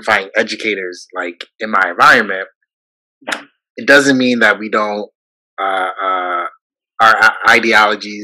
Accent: Buffalo, New York, United States; I'm from Buffalo

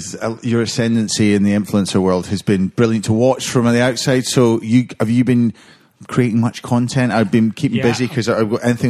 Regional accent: Scotland, United Kingdom

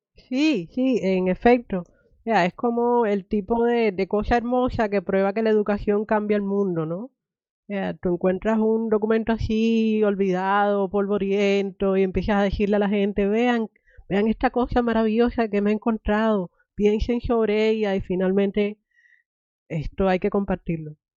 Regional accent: Cuba; moved away; me crié en Cuba

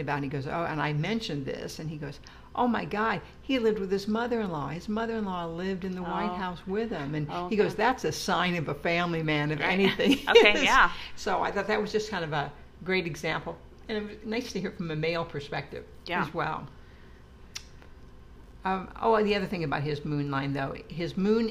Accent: Des Moines, Iowa, United States; moved away as an adult; I came from Des Moines, Iowa

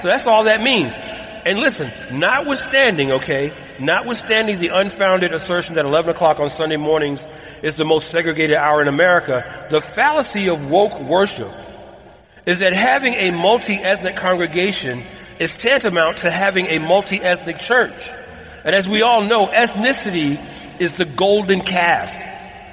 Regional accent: Atlanta, Georgia, United States; moved away as an adult; now in Southern California, United States; my hometown of ATL

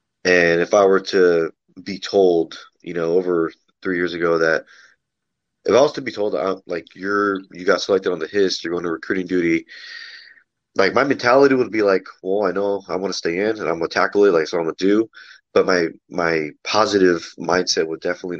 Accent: Los Angeles, Apple Valley, California, United States; I was born in Los Angeles, lived there until I was about nine to 18, lived in Apple Valley, California

